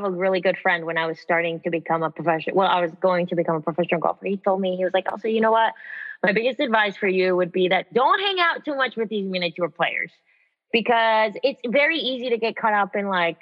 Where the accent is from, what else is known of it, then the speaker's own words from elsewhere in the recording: United States; also born or lived in Texas / Mexico (ancestry); I'm American